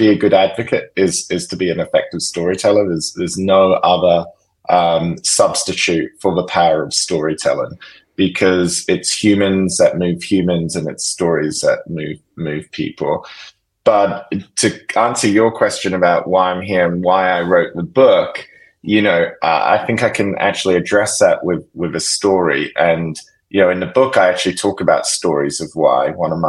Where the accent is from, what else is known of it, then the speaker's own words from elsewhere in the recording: Perth, Western Australia, Australia; You know, growing up in Australia, you know, I grew up in Perth, which is the most isolated city in the world, in the southwest of that great big continent.